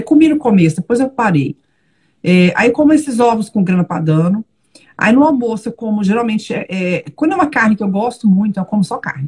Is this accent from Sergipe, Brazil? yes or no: no; Belo Horizonte, Minas Gerais, Brazil; moved away as an adult; also born or lived in São Paulo / Brasília / Lisbon; now in Braga, Portugal; sou mineira, não, mentira, sou paulistana de nascimento, mas morei até os 30 anos em Belo Horizonte